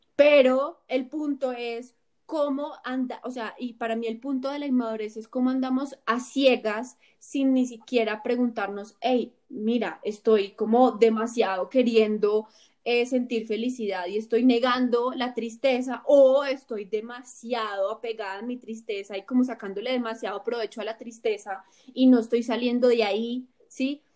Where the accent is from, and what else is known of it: Colombia